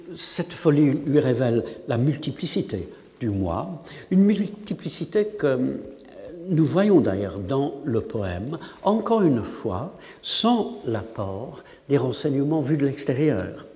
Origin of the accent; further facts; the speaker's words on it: England, United Kingdom; French is a second language; en tant qu'anglais